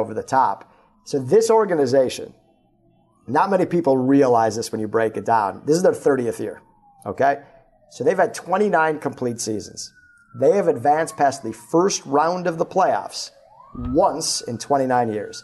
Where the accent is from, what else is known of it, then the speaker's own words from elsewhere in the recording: Minneapolis, Minnesota, United States; I grew up in Minneapolis